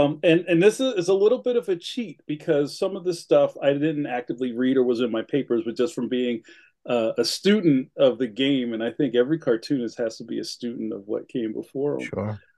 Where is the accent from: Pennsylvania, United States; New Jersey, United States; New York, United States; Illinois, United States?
Pennsylvania, United States; Philadelphia; also born or lived in North Carolina; I'm from Philly. My family is from West Philadelphia